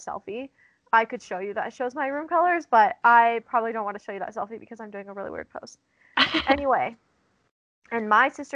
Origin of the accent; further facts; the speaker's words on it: Black Hills of South Dakota, United States; moved away; I grew up in the Black Hills of South Dakota.